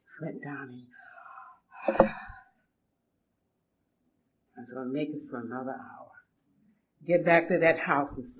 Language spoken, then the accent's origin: English; Atlanta, Georgia, United States; moved away as an adult; also born or lived in Boston, Massachusetts; now in Los Angeles, United States; I grew up in Atlanta. I was born at Grady Hospital in Atlanta, Georgia